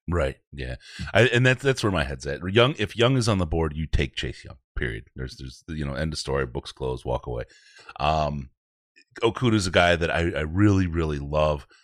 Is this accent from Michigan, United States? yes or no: yes; Detroit, Michigan, United States; I grew up in Detroit